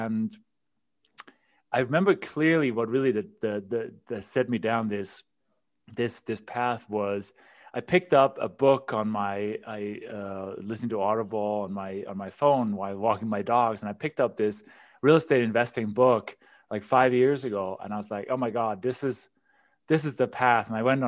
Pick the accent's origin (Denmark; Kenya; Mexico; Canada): Denmark; English is a second language; moved away as an adult; So as you can probably hear from my accent and my name, I wasn't born in this country. And you mentioned in the intro, you know, I immigrated from Denmark, quite a long time ago, 25 years ago.